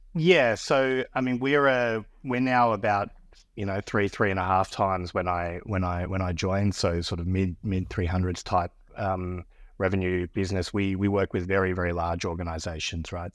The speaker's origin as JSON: {"language": "English", "country": "Australia", "accent": "Australian", "moved": "as an adult", "lives_now": "Austin, United States", "said": "I'm Australian, as you can probably tell by my, by my accent, but I'm based here in, based here in Austin, Texas. I've been in the United States for about nine years."}